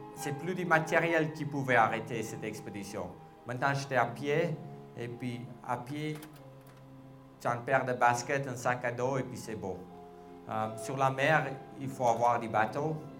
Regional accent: South Africa; je suis de l'Afrique du Sud, je parle des langues

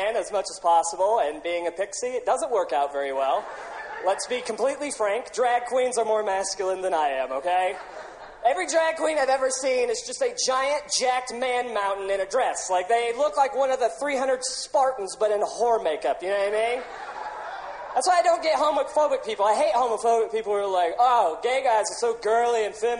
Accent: Ireland; But it's honestly because I'm Irish, all right?

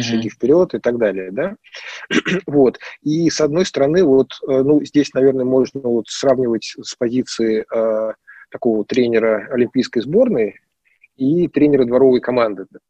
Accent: Moscow, Russia; moved away as an adult; now in Tver, Russia; я считал себя прям москвичом-москвичом, да, потому что, ну, как бы я там прям коренной там многих поколениях

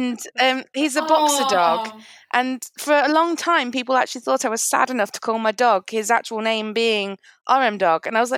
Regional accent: Lincoln, East Midlands, United Kingdom; moved away as an adult; now in London, United Kingdom; I'm from Lincoln originally. I'm living in London right now. But when I was living in Lincoln, my house that I own is on RAF Scampton Base.

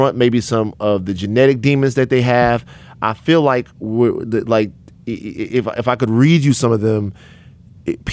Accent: Louisiana, United States; I'm from Louisiana

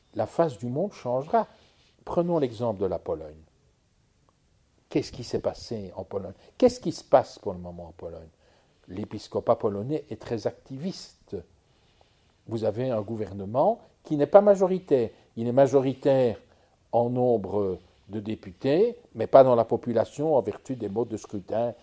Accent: Charleroi, Wallonia, Belgium; je viens du pays de Charleroi où j'étais gosse

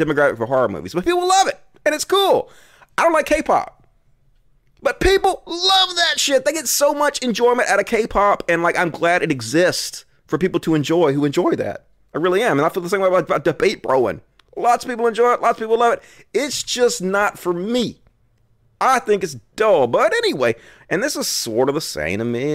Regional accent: United States; I'm American

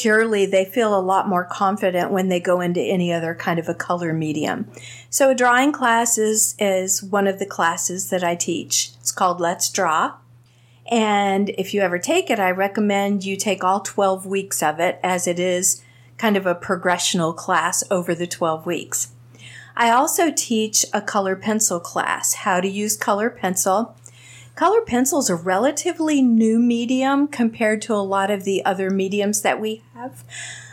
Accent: Bradenton, Florida, United States; I am a native Floridian. I was born and raised in Bradenton, Florida, graduated from Manatee

